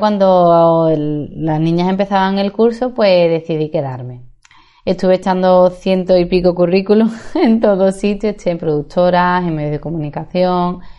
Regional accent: Seville, Andalusia, Spain; moved away as an adult; also born or lived in Madrid / Dublin / Santiago, Chile; Aunque nací en Madrid, he estado gran parte de mi infancia, adolescencia y juventud en Sevilla

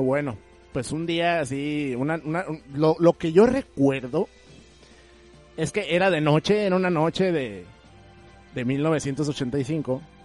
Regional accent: Mexico

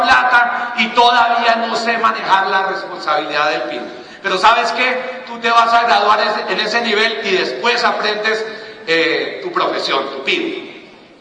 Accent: Cali, Valle del Cauca, Colombia; Yo soy de Cali

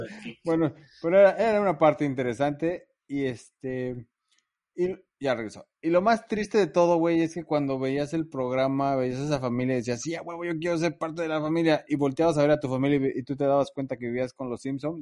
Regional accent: Mexico; now in Vancouver, Canada; nos identifica como mexicanos

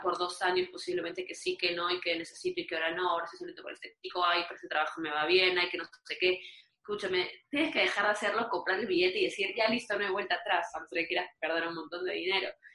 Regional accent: Peru; moved away; siendo peruana

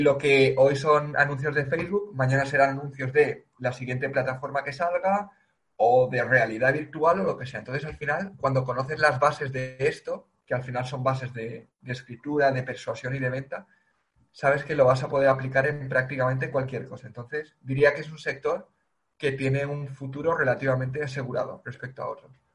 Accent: Valencia, Valencian Community, Spain; yo soy de Valencia

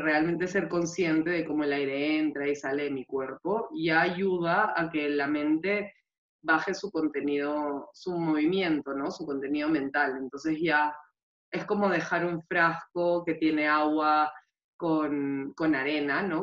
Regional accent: Peru; now in Spain; soy peruana

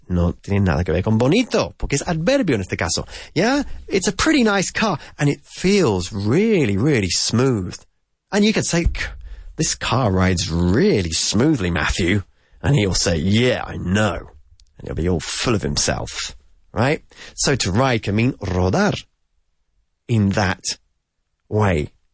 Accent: United Kingdom; as we say in the UK

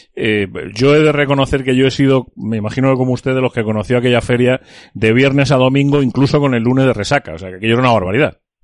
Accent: Almería, Andalusia, Spain; moved away; mi tierra

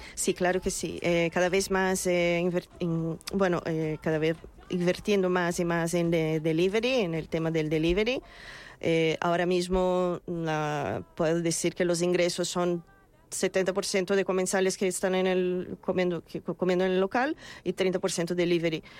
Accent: Brazil; Spanish is a second language; moved away as an adult; also born or lived in England / Israel; now in Madrid, Spain; yo salí de Brasil, eh, yo llevo mm, más de 15 años fuera de Brasil

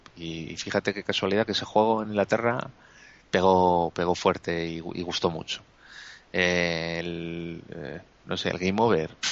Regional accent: Spain; somos todos los españoles que estamos ahí votando

